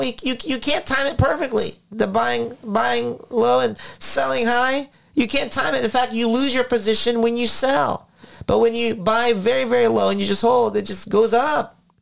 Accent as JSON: {"language": "English", "country": "Philippines", "moved": "yes", "lives_now": "United States", "said": "I came from the Philippines, 1984, when my father lost his job"}